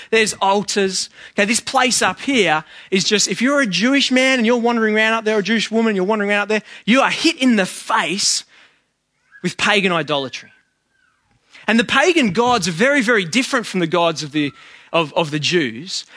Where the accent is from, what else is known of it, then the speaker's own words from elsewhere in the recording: Sydney, New South Wales, Australia; I'm from West